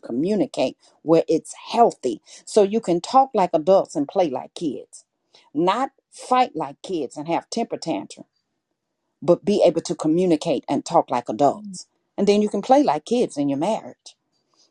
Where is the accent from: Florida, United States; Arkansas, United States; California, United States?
Arkansas, United States; I was born and raised in Arkansas. So I'm a country girl from the rooter to the tooter.